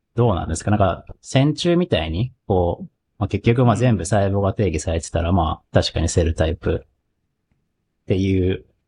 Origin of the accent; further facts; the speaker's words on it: Kagoshima, Japan; 僕、鹿児島出身です。